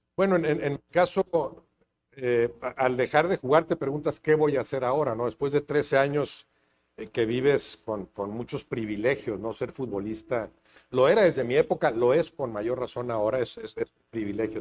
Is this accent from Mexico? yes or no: yes; Monterrey, Nuevo León, Mexico; moved away; also born or lived in Mexico City; nací en Monterrey hace 65 eh, años